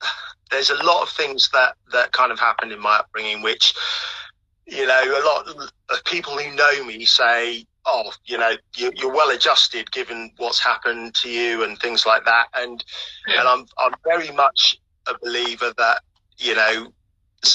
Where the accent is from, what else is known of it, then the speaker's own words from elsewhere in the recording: Norfolk, East of England, United Kingdom; also born or lived in Kumasi, Ghana; I was actually born in Ghana, and came to the UK when I was about three. Subsequently, I grew up in foster care from coming into the UK, so I've pretty much lived in Norfolk all my life